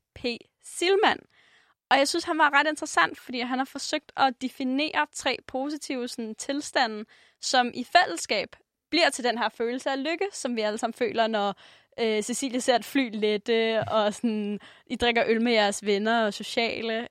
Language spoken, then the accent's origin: Danish; Denmark; som dansker